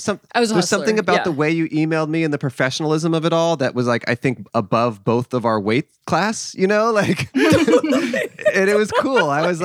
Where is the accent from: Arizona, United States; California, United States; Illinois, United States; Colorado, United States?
Colorado, United States; I'm from Colorado, which I think is like just the point where tornadoes stop.